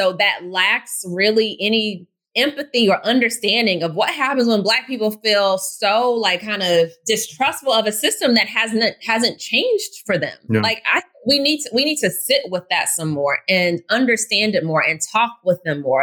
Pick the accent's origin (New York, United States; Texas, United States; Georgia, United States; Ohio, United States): Georgia, United States; outside of Atlanta; I had the privilege of growing up in a city, of growing up outside of Atlanta